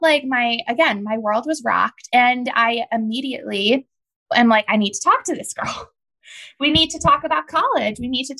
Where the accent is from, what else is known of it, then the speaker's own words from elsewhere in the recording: Chicago, Illinois, United States; Guys, I'm from Chicago